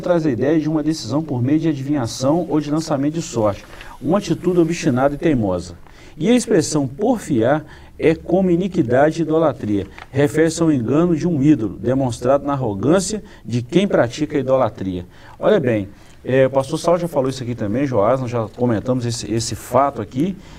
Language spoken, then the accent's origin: Portuguese; Brazil; nós como brasileiros, como cidadãos brasileiros